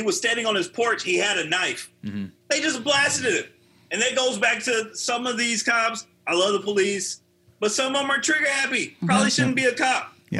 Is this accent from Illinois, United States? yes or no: yes; East St. Louis, Illinois, United States; I told you guys I'm originally from East St. Louis. Yeah, yeah. It's in Illinois, actually, but I'm from around there.